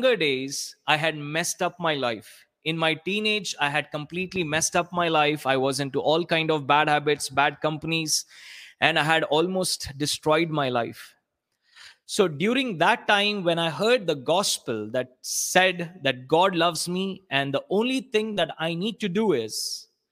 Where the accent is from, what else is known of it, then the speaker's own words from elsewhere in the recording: South India, India; I'm from India.